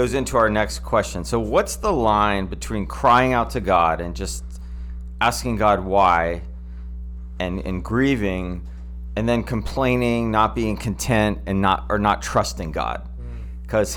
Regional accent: United States; I'm an American

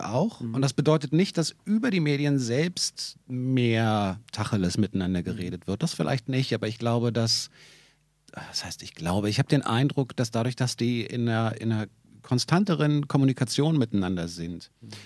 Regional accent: Berlin, Germany; für mich als Berliner

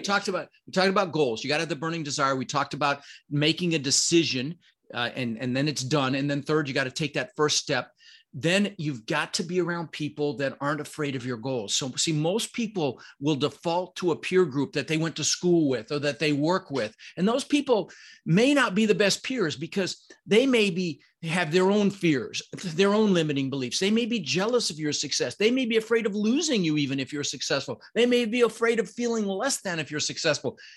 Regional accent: Denver, Colorado, United States; first language Dutch; English is a second language; also born or lived in Netherlands; I was born in Holland. um, and immigrated when I was six with my brother Albert, my mother's Vancha, uh, and we, uh, you know, we really struggled. I, we moved to Denver

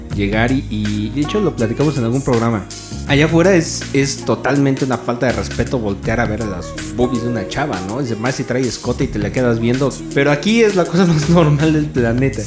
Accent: Mexico; como mexicanos

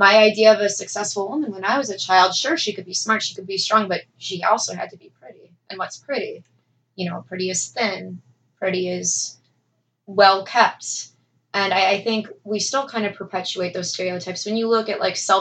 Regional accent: Bourbonnais, Illinois, United States; I was raised in Bourbonnais, predominantly Caucasian neighborhood circa, 20 years ago

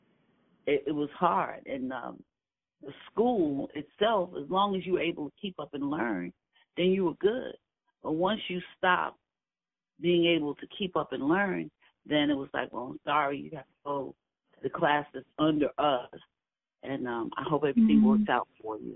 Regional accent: New York City, New York, United States; I grew up in Williamsburg

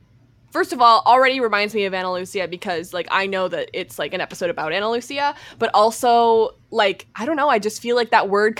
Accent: Alberta, Canada; moved away as an adult; also born or lived in Vancouver; I can say I'm from Alberta, Canada, but I will be living in Vancouver.

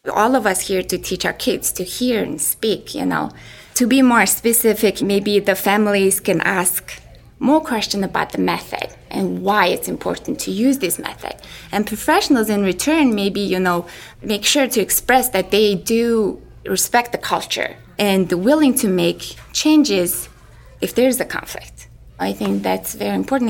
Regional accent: Mongolia; moved away; I'm from Mongolia

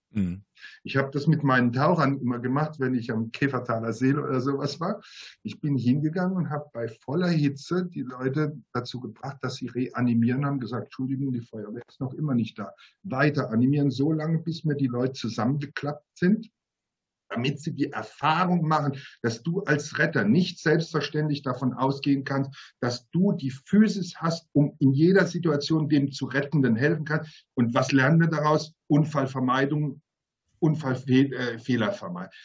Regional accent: Mannheim, Baden-Württemberg, Germany; als Mannheimer

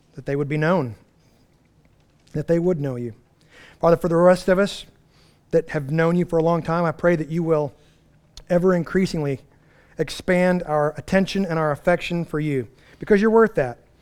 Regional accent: United States; as American Western Christians

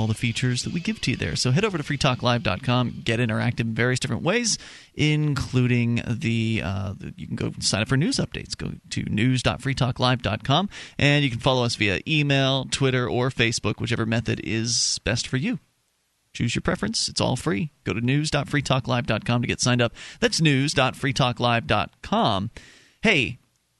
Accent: Florida, United States; moved away as an adult; now in Keene, United States; We're originally from Florida. We made the move back in 2006

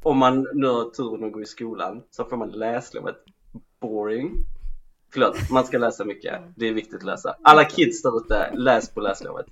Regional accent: Skåne, Sweden; jag var skåning.

